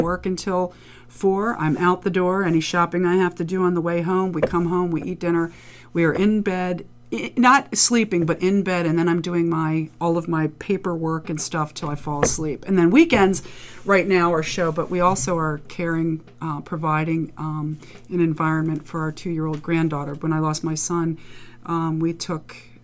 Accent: Dundalk, Maryland, United States; also born or lived in Columbia, Maryland / Frederick, Maryland / Harford County, Maryland; I'm a Dundalk girl. I was born in Dundalk, and then I lived in Columbia, Maryland for middle, for elementary, Frederick, Maryland for middle, and back to Dundalk for high school.

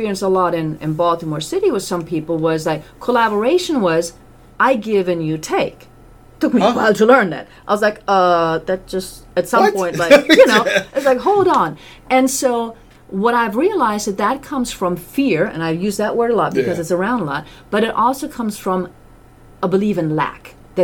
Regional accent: Germany; moved away; my family's still in Europe and I'm from Germany

